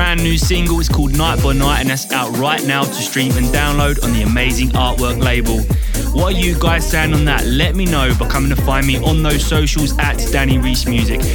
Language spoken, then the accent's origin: English; Maidstone, South East England, United Kingdom; my hometown of Maidstone